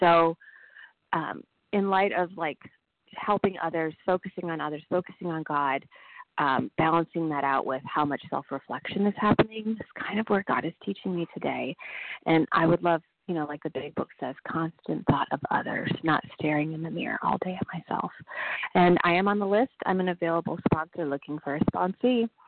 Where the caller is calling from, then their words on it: Nashville, Tennessee, United States; Hi, this is … I'm calling from Nashville, Tennessee.